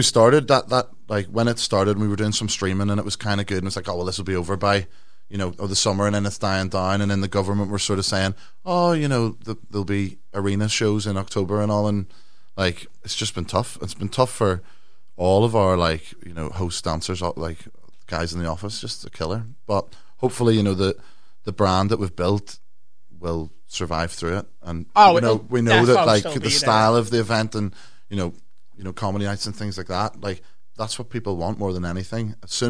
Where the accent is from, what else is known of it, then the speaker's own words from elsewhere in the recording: Ireland; You know what I mean? Even though I'm from Ireland.